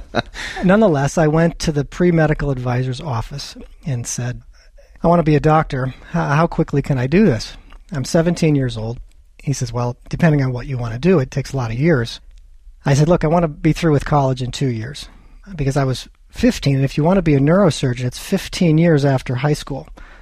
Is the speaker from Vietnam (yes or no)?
no; Wisconsin, United States; also born or lived in California; I grew up in a small town in Wisconsin, a little town of 800 people, farming community. I was actually born in California, but we moved quite a number of times because my father was a chemical engineer.